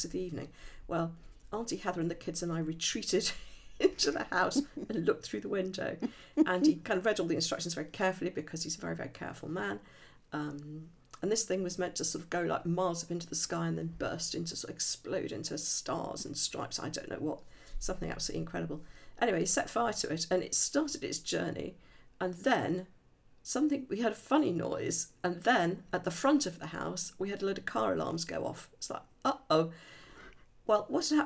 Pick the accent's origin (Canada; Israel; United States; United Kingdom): United Kingdom; Midlands; I'm from the Midlands